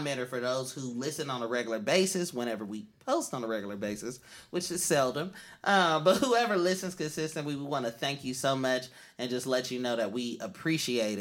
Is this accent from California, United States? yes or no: yes; Oakland, California, United States; I'm from East Oakland yet, but that's where I'm from.